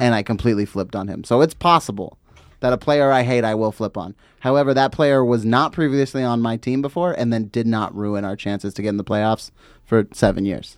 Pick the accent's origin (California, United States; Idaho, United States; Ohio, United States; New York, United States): California, United States; Fontana; growing up in Fontana